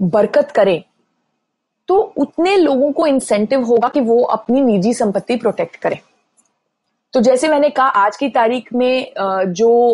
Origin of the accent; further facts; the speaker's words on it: Delhi, India; now in New York, United States; मैं दिल्ली में पली बड़ी हूं